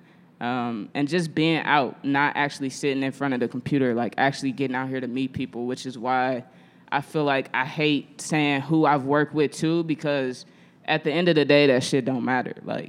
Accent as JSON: {"language": "English", "town": "St. Louis", "region": "Missouri", "country": "United States", "moved": "yes", "lives_now": "Chicago, United States", "said": "I'm from St. Louis, Missouri. If don't nobody know, I'm not from Chicago. I'm a St. Louisan"}